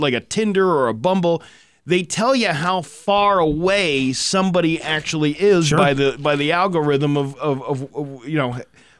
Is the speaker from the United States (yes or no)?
no; Ukraine; You say Ukraine's weak? I'm from Ukraine.